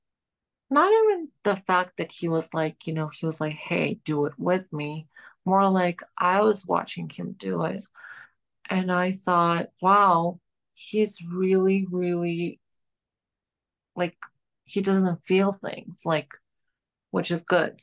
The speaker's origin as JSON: {"language": "English", "country": "Georgia", "moved": "yes", "lives_now": "New York City, United States", "said": "I'm from Georgia"}